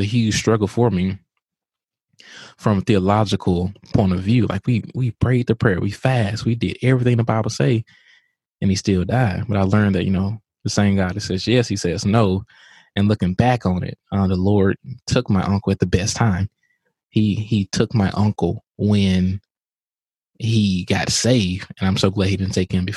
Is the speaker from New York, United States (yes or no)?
no; Vicksburg, Mississippi, United States; moved away as an adult; also born or lived in New Orleans, Louisiana; I'm from Vicksburg, Mississippi